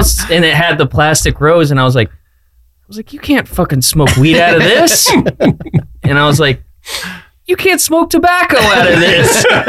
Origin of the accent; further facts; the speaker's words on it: Florida, United States; I'm obviously from Florida